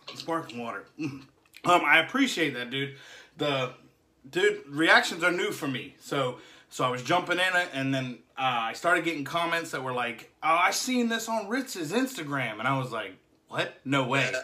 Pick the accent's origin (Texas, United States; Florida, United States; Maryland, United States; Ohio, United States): Florida, United States; Jacksonville; I'm from Jacksonville, Jacksonville, Florida